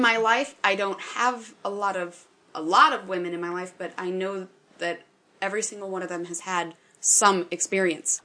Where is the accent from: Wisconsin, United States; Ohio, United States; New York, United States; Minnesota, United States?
Wisconsin, United States; Northwest; I'm from Northwest Wisconsin, where the town sizes are smaller